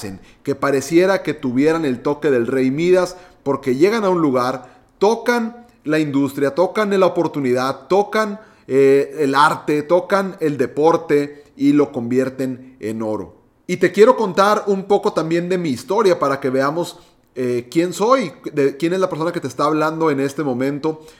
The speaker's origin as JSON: {"language": "Spanish", "town": "Monterrey", "region": "Nuevo León", "country": "Mexico", "said": "yo soy mexicano de Monterrey, Nuevo León, tengo 29 años de edad"}